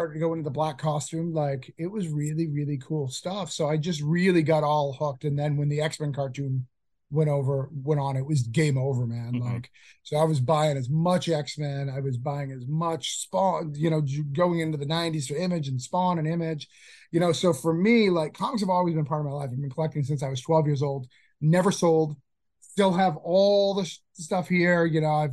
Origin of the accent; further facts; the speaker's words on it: Rochester, New Hampshire, United States; now in Florida, United States; I'm from Rochester, New Hampshire